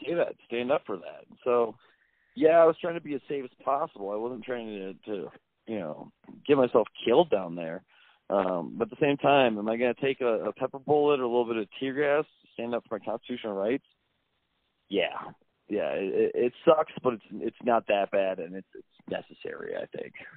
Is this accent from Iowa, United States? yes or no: yes; Dubuque, Iowa, United States; growing up in Dubuque, you know, it's not a very culturally diverse town